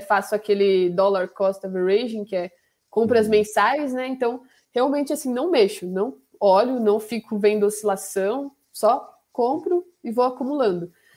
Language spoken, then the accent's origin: Portuguese; Camanducaia, Minas Gerais, Brazil; sou de Minas, né? De Camanducaia